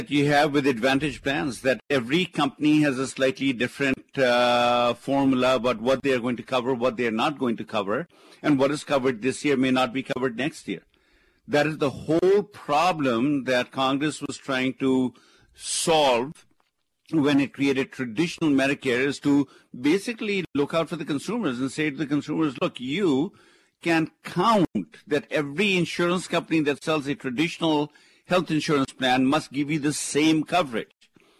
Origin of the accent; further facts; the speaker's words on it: India; moved away; remember, I came from India, loving the capitalistic system because this is the place you work hard, you play by the rules, you persevere, you can make it happen.